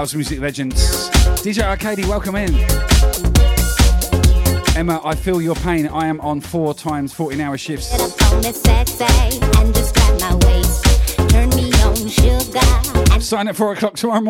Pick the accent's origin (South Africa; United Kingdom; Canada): United Kingdom; Southampton, South East England; moved away as an adult; also born or lived in Northampton; now in Brisbane, Australia; I'm from Southampton originally, and I lived in Northampton for a while.